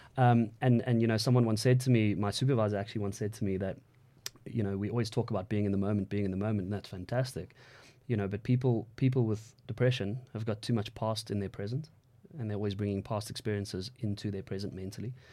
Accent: South Africa; I'm a South African male

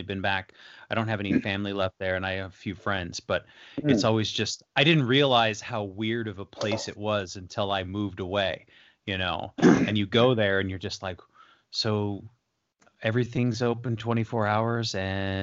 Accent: Las Vegas, Nevada, United States; I'm from Vegas

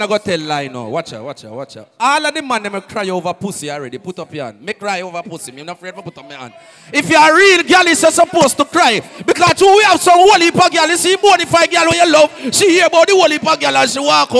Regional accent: Jamaica; I'm from Jamaica

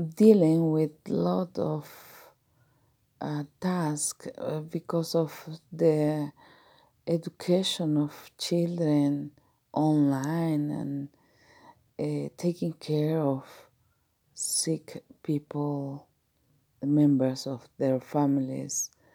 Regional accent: Mexico; I am from Mexico

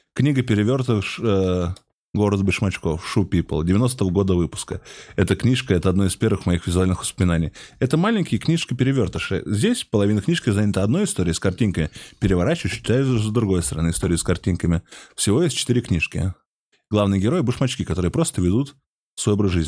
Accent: Moscow, Russia; я здесь, я из Москвы.

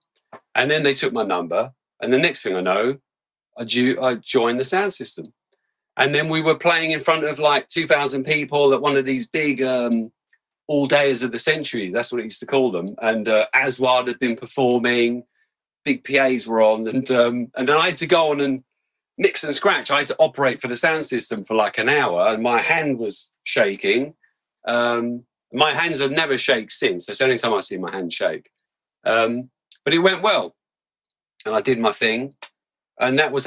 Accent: London, United Kingdom; where I grew up in Camberwell

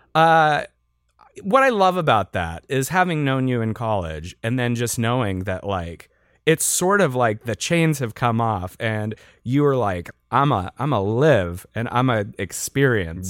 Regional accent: Western Pennsylvania, United States; I also was growing up in Western P A at the time

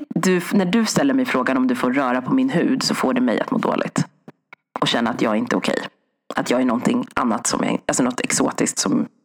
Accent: Sweden; min mamma och pappa flyttade hit 1979.

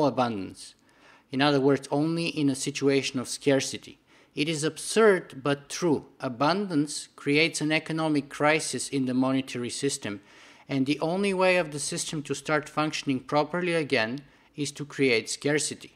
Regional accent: Bulgaria; moved away; I grew up in Bulgaria behind the Iron Curtain for the first 13 or 14 years of my life in communist Bulgaria.

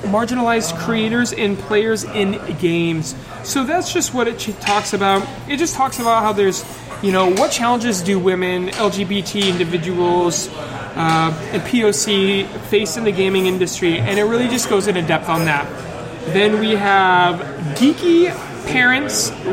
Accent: Massachusetts, United States; accent: Massachusetts; That's my Massachusetts accent

